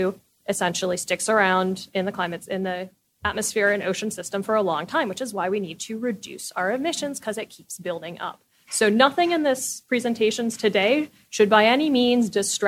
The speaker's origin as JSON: {"language": "English", "region": "California", "country": "United States", "tie": "born or raised there", "said": "I'm from California. When I was growing up, fire season was 1 month."}